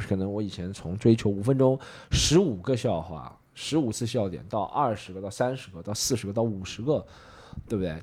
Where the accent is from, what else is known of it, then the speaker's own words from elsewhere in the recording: Shanghai, China; 我作为一个上海人